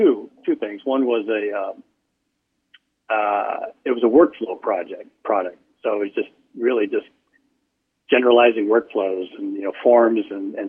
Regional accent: Michigan, United States; Yeah, outside Detroit.

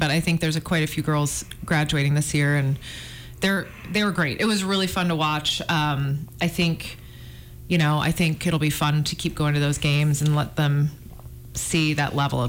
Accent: Chicago, Illinois, United States; Well, this week in France, as I like to say, since I'm from Chicago, France, there was a Malice in the Palace

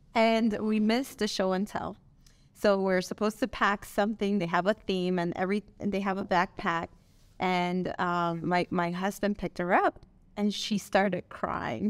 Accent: Nicaragua; English is a second language; also born or lived in Miami, Florida; now in Las Vegas, United States; I am from Miami, Florida, but I was born and raised in Nicaragua, Central America.

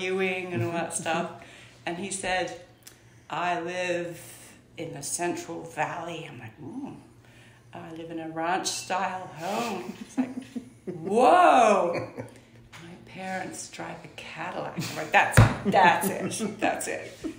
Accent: Iran; born there; also born or lived in Scotland; I was born in Iran. Mm-hmm. My father was in the Foreign Office, he was a diplomat, and we moved around the world, to Iran, North Africa, West Africa, Seattle. Ended up in Scotland, where he was from Scotland, so we lived in Scotland.

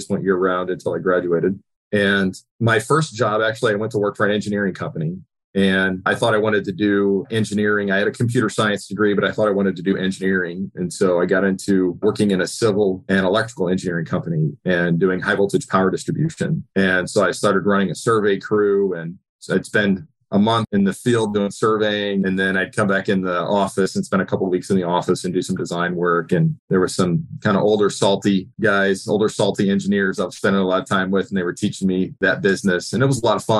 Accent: south of Springfield, central Illinois, United States; moved away as an adult; also born or lived in St. Louis, Missouri; now in Indiana, United States; I grew up in central Illinois, right south of Springfield, Illinois, in a little small farming community

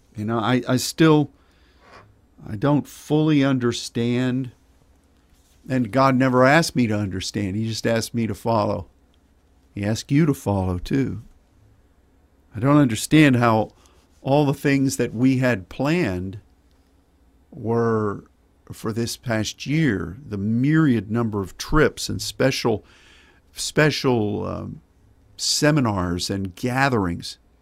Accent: Pittsburgh, Pennsylvania, United States; my growing up in Pennsylvania, being born there in Pittsburgh and growing up there

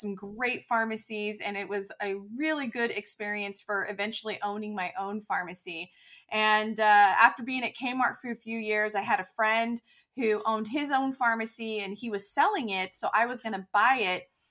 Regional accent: California, United States; moved away as an adult; also born or lived in North Texas; now in Dallas area, United States; I'm originally from California

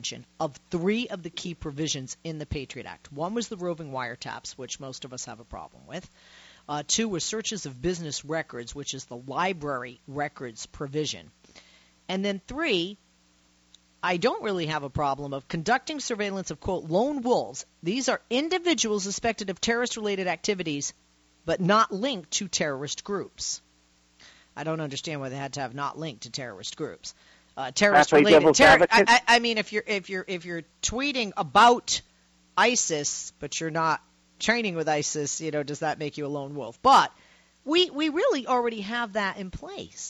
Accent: Massachusetts, United States; my home state of Mass

